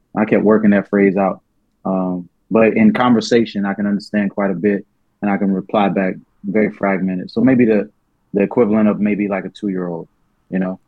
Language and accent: English; New Orleans, Louisiana, United States; I was born in New Orleans